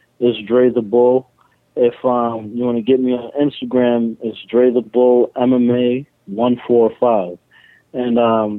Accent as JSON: {"language": "English", "country": "Trinidad & Tobago", "also_born_or_lived": "New York", "said": "I'm Trinidadian"}